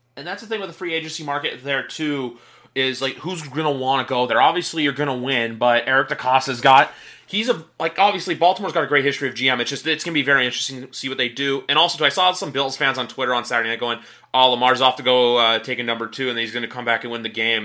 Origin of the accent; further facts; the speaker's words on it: Canada; you and me being two Canadian guys